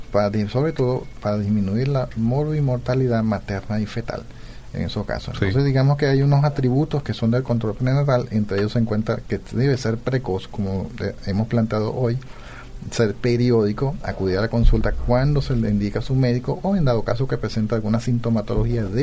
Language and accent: Spanish; Venezuela; moved away as an adult; now in Paraguay; soy de Venezuela.